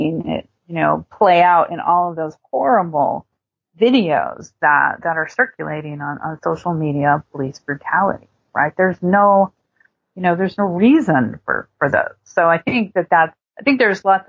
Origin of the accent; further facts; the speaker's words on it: United States; as an American society